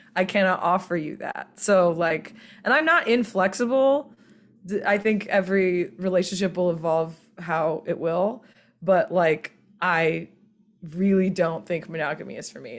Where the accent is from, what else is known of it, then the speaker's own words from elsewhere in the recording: Bible Belt South, United States; I'm from the Bible Belt South